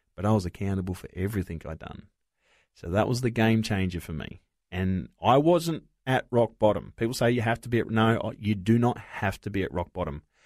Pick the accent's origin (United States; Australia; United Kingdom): Australia; Broken Hill, New South Wales; born or raised there; also born or lived in Wilcannia, New South Wales